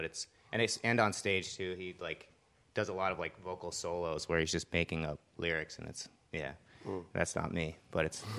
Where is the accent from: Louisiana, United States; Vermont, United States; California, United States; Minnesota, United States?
Vermont, United States; now in Portland, United States; I grew up in Vermont